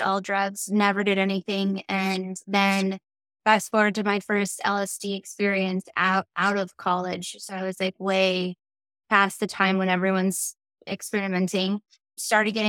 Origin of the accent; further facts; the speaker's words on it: El Paso, Texas, United States; I'm originally from El Paso